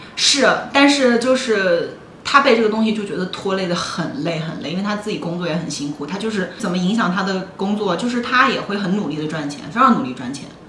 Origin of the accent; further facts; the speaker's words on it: Northeast China, China; now in Shanghai, China; 我每年冬天，过完春节从， 从东北回上海